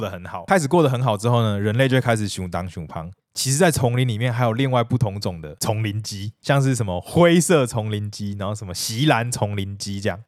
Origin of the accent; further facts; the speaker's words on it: Taiwan; 我们台湾人